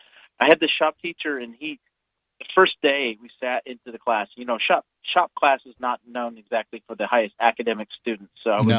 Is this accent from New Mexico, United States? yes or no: no; California, United States; now in Colorado, United States; I grew up in California in the, I went to high school in the 80s